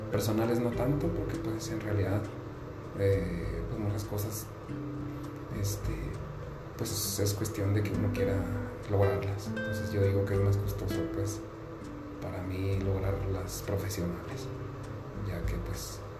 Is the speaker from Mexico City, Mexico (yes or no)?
no; Chihuahua, Mexico; now in Cananea, Mexico; vengo de otro estado, vengo del estado de Chihuahua y pues ahorita estoy aquí en Sonora, en Cananea